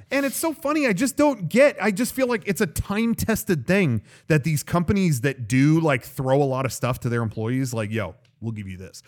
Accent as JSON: {"language": "English", "region": "California", "country": "United States", "said": "being a Californian"}